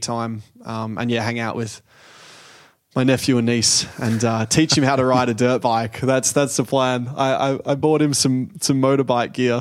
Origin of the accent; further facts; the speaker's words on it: Australia; being Australian